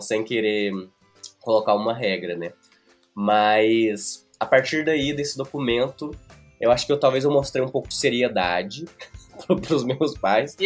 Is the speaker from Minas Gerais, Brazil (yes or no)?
yes; Prata, Minas Gerais, Brazil; moved away; also born or lived in Uberlândia; eu voltei para o Prata, voltei para minha cidade natal